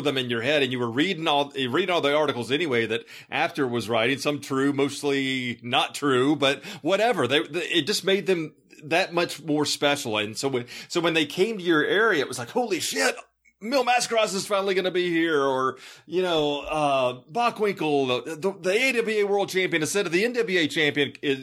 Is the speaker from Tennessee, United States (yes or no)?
yes; Memphis, Tennessee, United States; growing up in Memphis